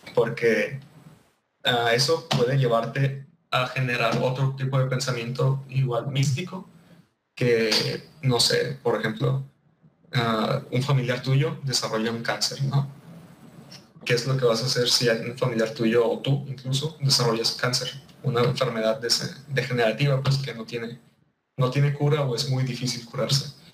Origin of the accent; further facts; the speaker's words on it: Mexico; soy un mexicano